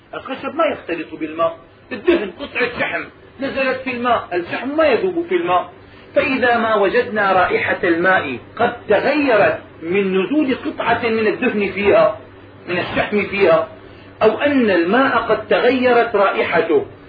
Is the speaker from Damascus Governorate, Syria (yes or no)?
yes; Damascus, Damascus Governorate, Syria; عندنا في دمشق